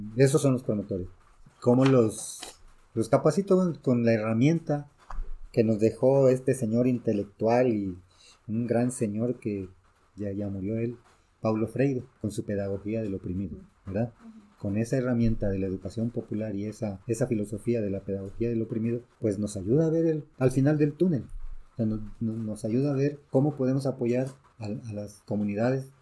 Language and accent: Spanish; Mexico; also born or lived in Guatemala / El Salvador; somos mexicanos y culturalmente mexicanos